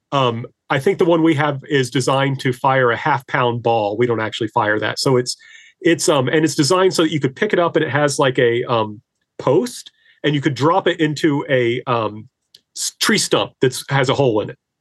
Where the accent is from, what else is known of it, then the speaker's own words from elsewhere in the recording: Indiana, United States; now in Greenwood, United States; I'm originally from Indiana, but I now teach at Lander University in Greenwood, South Carolina